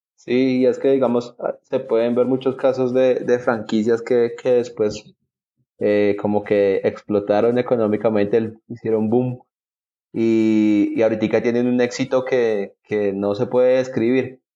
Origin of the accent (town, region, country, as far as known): Colombia